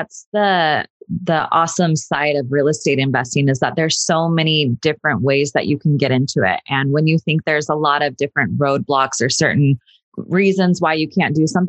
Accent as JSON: {"language": "English", "town": "Sacramento", "region": "California", "country": "United States", "tie": "born or raised there", "moved": "as an adult", "lives_now": "Los Angeles, United States", "said": "I grew up in Sacramento, went to Sacramento State"}